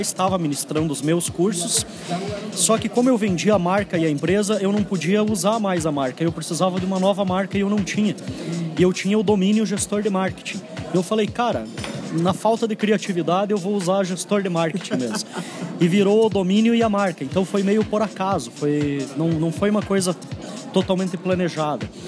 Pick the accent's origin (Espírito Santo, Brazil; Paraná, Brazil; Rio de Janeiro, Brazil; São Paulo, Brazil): Paraná, Brazil; Curitiba; sou curitibano. É, já morei em alguns outros lugares aí, mas basicamente minha vida toda está aqui em Curitiba